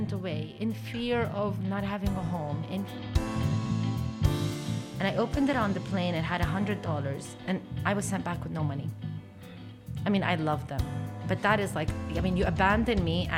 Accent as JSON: {"language": "English", "town": "Beirut", "country": "Lebanon", "tie": "born or raised there", "also_born_or_lived": "Abu Dhabi, United Arab Emirates"}